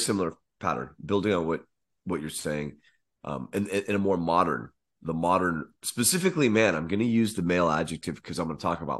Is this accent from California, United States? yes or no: yes; California, United States; I am from Northern California, you son of a.